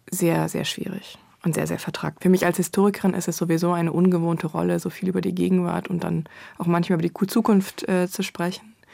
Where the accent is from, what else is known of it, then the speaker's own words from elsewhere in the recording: Ukraine; wir als Kultur, als, als Nation, als Ukrainer und Ukrainerinnen tatsächlich vernichtet werden sollen